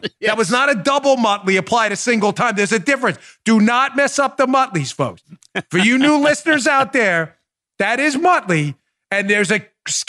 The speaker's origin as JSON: {"language": "English", "region": "New York", "country": "United States", "tie": "born or raised there", "said": "I travel up to New York all the time. It's my home. I grew up in New York my whole life. I was a Queens kid."}